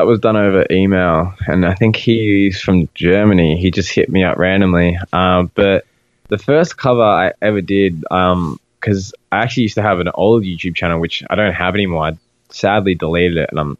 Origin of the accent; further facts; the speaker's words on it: Australia; And I'm like, dude, like we're Australian. Like we don't refer to anything as bleachers.